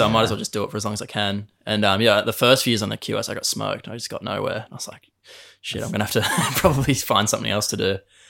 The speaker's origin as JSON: {"language": "English", "town": "Burleigh Heads", "region": "Queensland", "country": "Australia", "said": "obviously. I'm from Burley and I surf, I guess."}